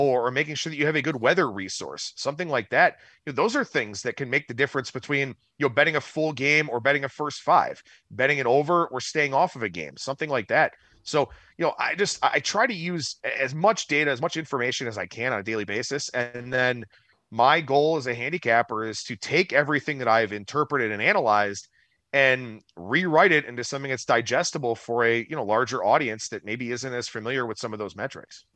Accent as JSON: {"language": "English", "town": "Cleveland", "region": "Ohio", "country": "United States", "tie": "born or raised there", "moved": "as an adult", "lives_now": "Las Vegas, United States", "said": "thirty-four years, born and raised in Cleveland"}